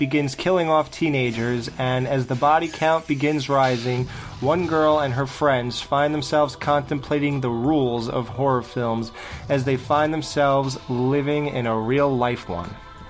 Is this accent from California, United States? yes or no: no; New Jersey, United States; I'm from Jersey